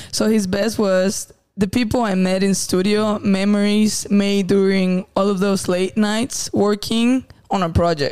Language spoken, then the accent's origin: English; Zacatecas, Mexico; moved away; I'm from Zacatecas